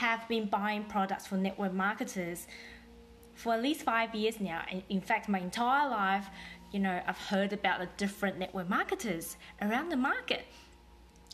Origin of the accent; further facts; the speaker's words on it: Taiwan; also born or lived in New Zealand; now in Australia; I was born in Taiwan, lived in New Zealand for 12 years, and moved to Australia about 15 years ago